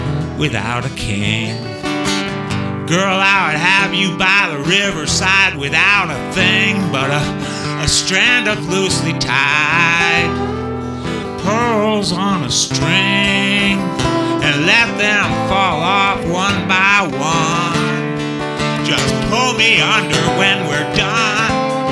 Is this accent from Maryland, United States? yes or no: yes; Maryland, United States; born there; also born or lived in California / Arizona; now in Vermont, United States; I was born in Maryland. To a Navy man. And we moved all around.